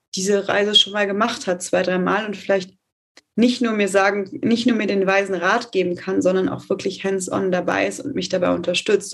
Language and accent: German; Detmold, North Rhine-Westphalia, Germany; ich komme tatsächlich aus Detmold und in meiner Heimat